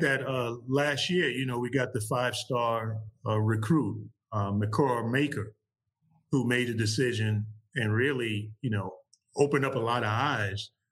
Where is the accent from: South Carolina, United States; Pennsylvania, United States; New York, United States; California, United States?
New York, United States; New York City; I grew up playing ball uh, growing up in New York City